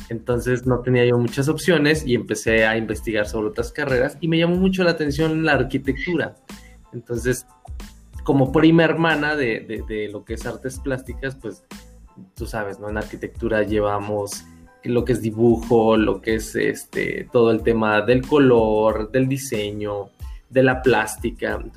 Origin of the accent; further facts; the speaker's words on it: Hidalgo, Mexico; De ahí en fuera, pues he vivido en distintas otras ciudades, pero básicamente soy de {S1} Hidalgo.